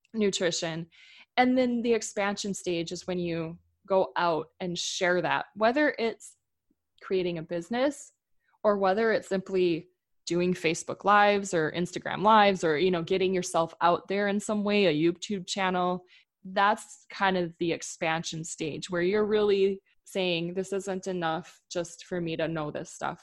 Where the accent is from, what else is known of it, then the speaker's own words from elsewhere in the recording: Midwest, United States; moved away as an adult; also born or lived in Minnesota; now in Oregon, United States; growing up in the Midwest